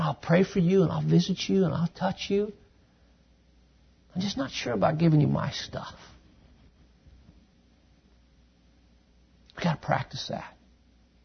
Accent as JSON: {"language": "English", "country": "United States", "moved": "as an adult", "lives_now": "Quito, Ecuador", "said": "I'm an American here"}